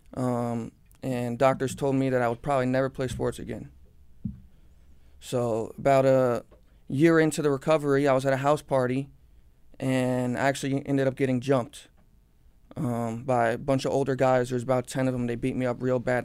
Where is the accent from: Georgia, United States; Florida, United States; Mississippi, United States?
Florida, United States; Cooper City; I was born and raised in Cooper City, Florida. I've lived in the same house my whole life